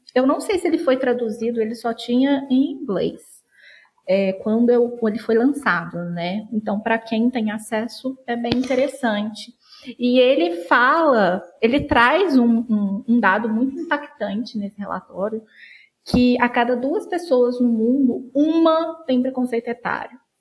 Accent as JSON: {"language": "Portuguese", "town": "Juiz de Fora", "region": "Minas Gerais", "country": "Brazil", "said": "eu sou de Juiz de Fora, Minas Gerais"}